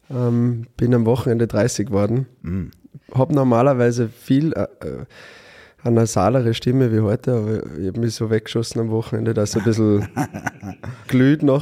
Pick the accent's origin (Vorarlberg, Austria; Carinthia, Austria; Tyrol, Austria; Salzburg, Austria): Salzburg, Austria; Innergebirg; moved away as an adult; also born or lived in Bad Gastein; now in Vienna, Austria; ins schöne Innergebirg, da wo ich herkomme